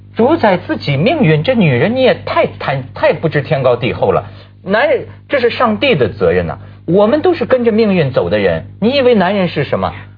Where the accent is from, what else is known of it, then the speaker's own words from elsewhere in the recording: China; 我们作为大陆人